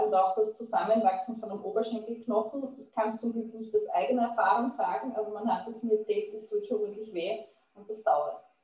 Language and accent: German; Austria; als Österreicherin